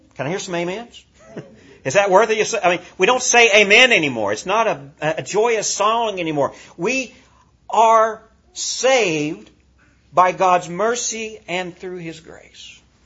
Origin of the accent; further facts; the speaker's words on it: United States; as American Christians